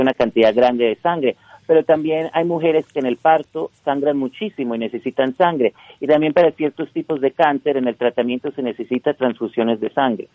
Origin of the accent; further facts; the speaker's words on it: Utah, United States; also born or lived in Colombia; crecí aquí en Utah, soy de origen colombiano